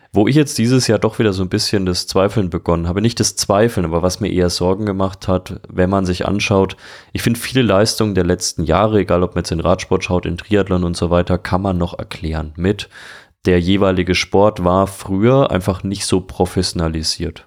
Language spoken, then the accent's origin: German; Franconia, Bavaria, Germany; Ich bin aus Franken